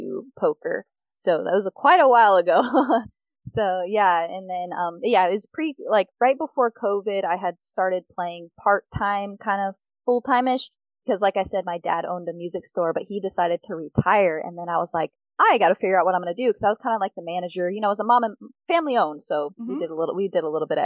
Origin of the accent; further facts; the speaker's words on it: Phoenix, Arizona, United States; Born and raised in Phoenix, Arizona